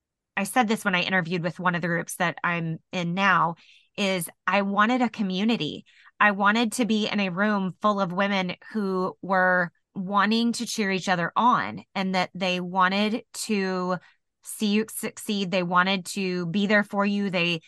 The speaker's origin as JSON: {"language": "English", "town": "Indianapolis", "region": "Indiana", "country": "United States", "said": "And I said, oh, I'm from Indianapolis. That's where, you know, that's where we just moved here from."}